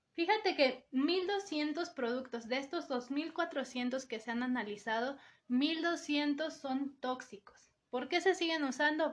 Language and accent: Spanish; Mexico; como mexicanos